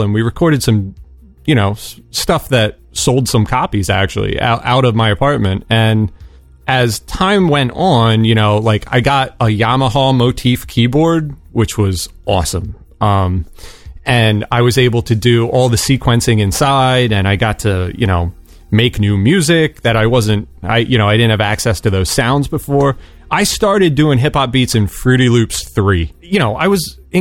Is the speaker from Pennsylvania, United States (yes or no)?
yes; Reading, Pennsylvania, United States; moved away as an adult; also born or lived in Philadelphia, Pennsylvania; I grew up like near Reading, Pennsylvania